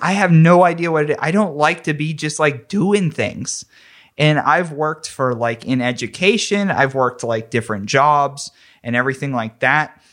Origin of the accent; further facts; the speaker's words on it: McKeesport, Pennsylvania, United States; I grew up in McKeesport, P